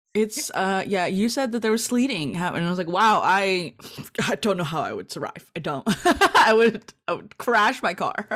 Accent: Los Angeles, California, United States; I'm from East L A, which is more of the hood, Southeast L

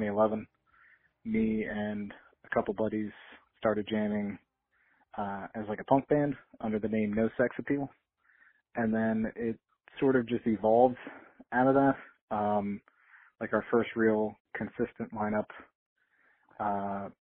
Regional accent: New Jersey, United States; also born or lived in Philadelphia; a New Jersey band because I'm the frontman and we were born in New Jersey

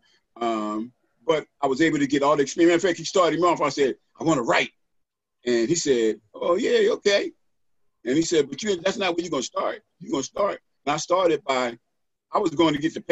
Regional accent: Philadelphia, Pennsylvania, United States; I grew up in North Philly

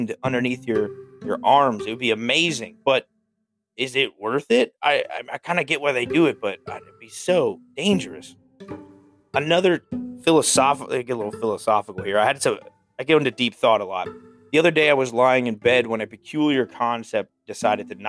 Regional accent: South Central Pennsylvania, United States; now in Pittsburgh, United States; where I grew up in South Central Pennsylvania

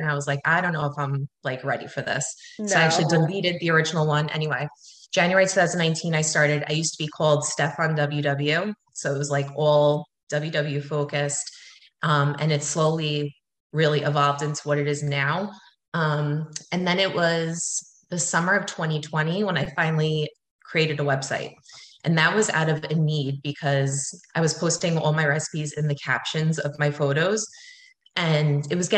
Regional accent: Long Island, New York, United States; I'm from Long Island

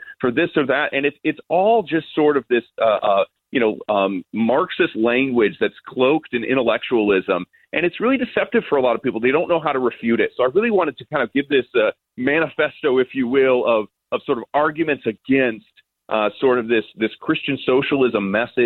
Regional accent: United States; as an American

